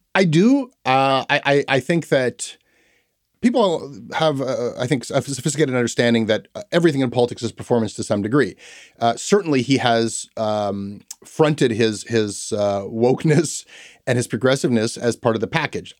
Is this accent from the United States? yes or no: no; Toronto, Ontario, Canada; growing up in Toronto